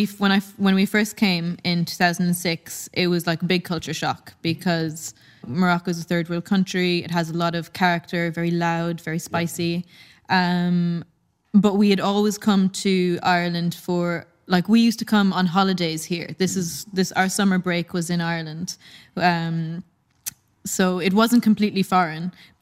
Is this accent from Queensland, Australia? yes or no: no; Tasmania, Australia; also born or lived in Saudi Arabia; There was loads of expats in Saudi at the time. And I don't know exactly how we managed to move to Tasmania, Australia, but we did when I was 8.